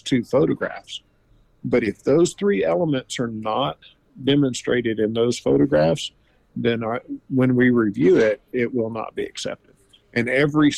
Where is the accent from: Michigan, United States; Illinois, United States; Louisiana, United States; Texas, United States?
Louisiana, United States; moved away; I'm originally from Louisiana